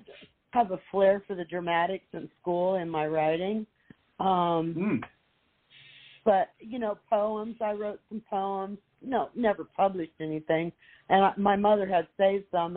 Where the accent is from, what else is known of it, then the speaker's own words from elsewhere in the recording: Midwest, United States; now in Florida, United States; I grew up in the Midwest, and we have tornadoes up there